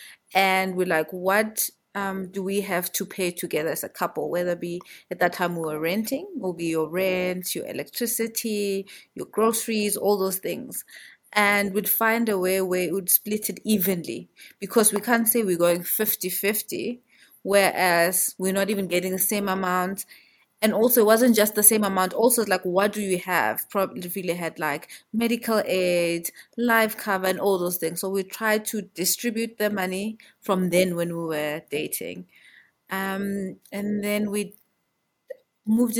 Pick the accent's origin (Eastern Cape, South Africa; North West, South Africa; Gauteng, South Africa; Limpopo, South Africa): Gauteng, South Africa; Johannesburg; I'm originally from here in Joburg. I know people usually say there's no one from Joburg, but I am from Joburg through and through